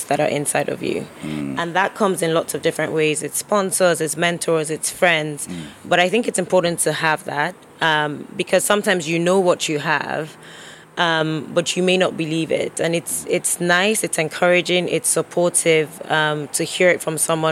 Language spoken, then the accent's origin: English; Nigeria; moved away; growing up in Nigeria